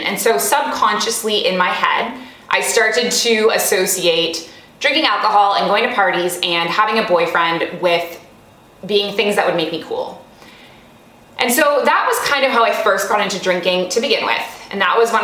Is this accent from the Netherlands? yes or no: no; Canada; moved away as an adult; also born or lived in Kuwait; now in Middle East; I grew up in Canada